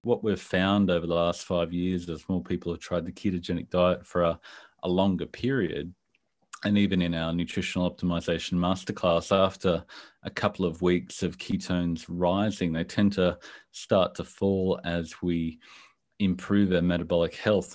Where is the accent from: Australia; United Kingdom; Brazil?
Australia; Brisbane, Queensland; I'm from Brisbane, Australia, other side of the world from you